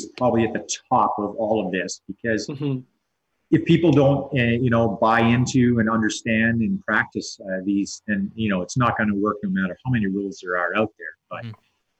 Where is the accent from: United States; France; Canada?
Canada; Southern Ontario; when I was a kid growing up in Southern Ontario